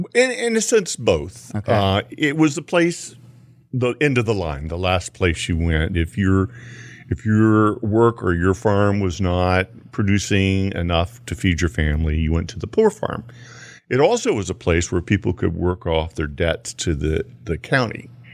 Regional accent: Houston, Texas, United States; I grew up in Houston near Poor Farm Ditch

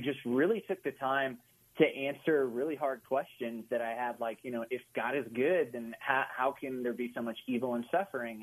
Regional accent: Oklahoma, United States; moved away; also born or lived in Austin, Texas; I grew up in Oklahoma, like in the buckle of the Bible Belt

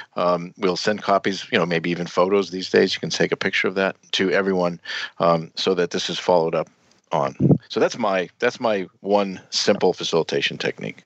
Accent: United States; also born or lived in Netherlands; As an American

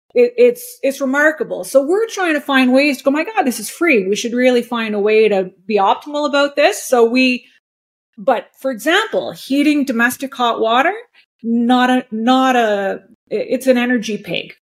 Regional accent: Montreal, Quebec, Canada; also born or lived in New York; now in Shawnigan Lake, Canada; I was born and raised in Montreal, so I was a city girl

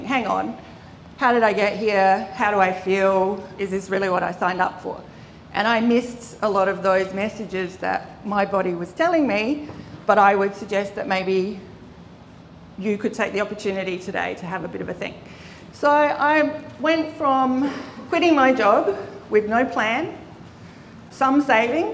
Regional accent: Adelaide, South Australia, Australia; I grew up in Adelaide, in the Adelaide Hills.

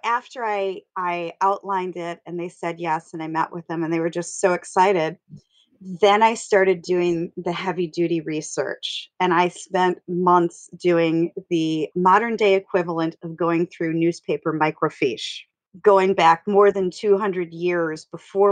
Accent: Wisconsin, United States; I'm from Wisconsin

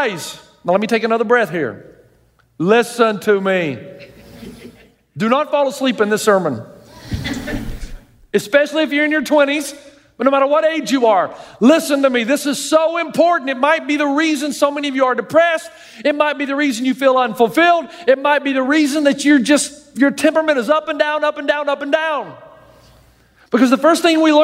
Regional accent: the South, United States; I grew up in the South

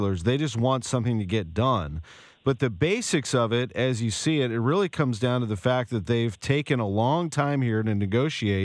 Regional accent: St. Louis, Missouri, United States; I grew up in St. Louis

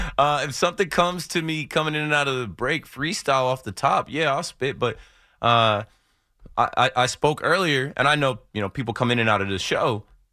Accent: New Jersey, United States; I'm from New Jersey, and I was always rooting for the home team.

